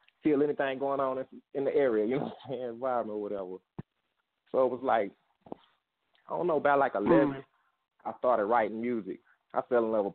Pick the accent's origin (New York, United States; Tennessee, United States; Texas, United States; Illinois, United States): Texas, United States; Fort Worth; I'm from Fort Worth, Texas.